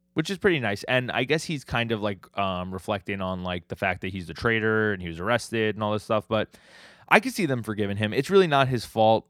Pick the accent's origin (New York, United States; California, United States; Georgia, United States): New York, United States; New York City; I'm from New York City. We, we're, we live in Staten Island